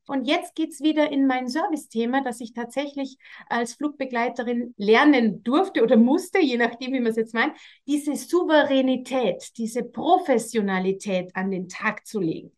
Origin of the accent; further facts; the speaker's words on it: Austria; bei uns in Österreich